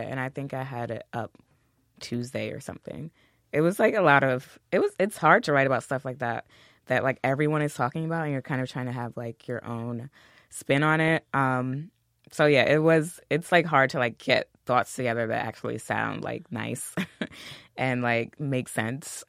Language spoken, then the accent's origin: English; New York City, New York, United States; I'm from Queens